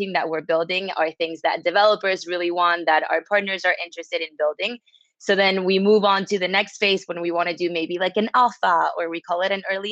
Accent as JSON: {"language": "English", "town": "Caracas", "region": "Capital District", "country": "Venezuela", "moved": "yes", "lives_now": "New York City, United States", "said": "I'm from Caracas, Venezuela, but I live in New York City"}